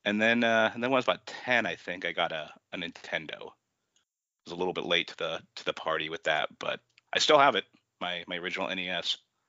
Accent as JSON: {"language": "English", "town": "Juneau", "region": "Alaska", "country": "United States", "tie": "born or raised there", "said": "there was a pizza place in my hometown, Bullwinkle's Pizza in Juneau, Alaska."}